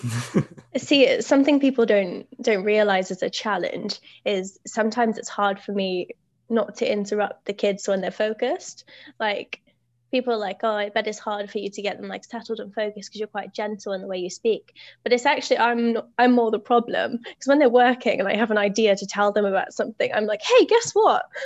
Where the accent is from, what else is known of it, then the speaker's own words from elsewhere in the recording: United Kingdom; I'm a British teacher.